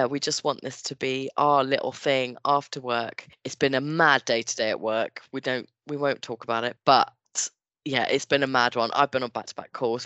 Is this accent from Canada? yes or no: no; Henley, United Kingdom; moved away as an adult; also born or lived in Brighton; I moved away from Henley